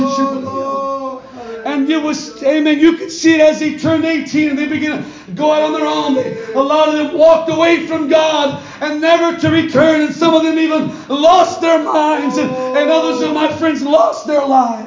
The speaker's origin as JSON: {"language": "English", "town": "Stockton", "region": "California", "country": "United States", "tie": "born or raised there", "said": "my friend, Brother Josh, and I, we grew up in Stockton Christian School"}